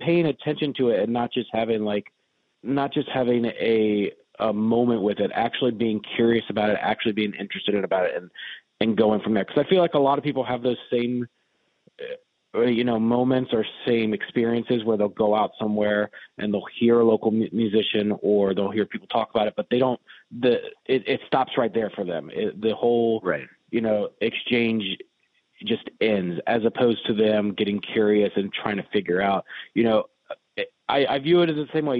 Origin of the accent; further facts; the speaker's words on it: Richmond, Virginia, United States; I'm from Richmond. Been here since I was born. So never really left.